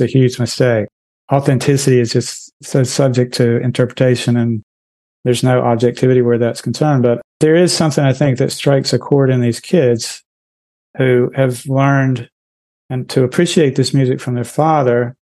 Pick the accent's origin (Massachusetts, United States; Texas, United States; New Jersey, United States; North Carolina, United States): North Carolina, United States; As you know, growing up in Eastern North Carolina, a large part of any conversation is just trash talk.